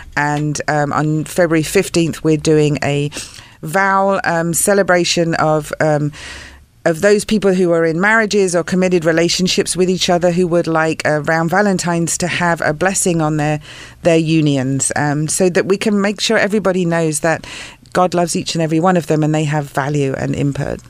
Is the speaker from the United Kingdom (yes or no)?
yes; England, United Kingdom; moved away; grew up in England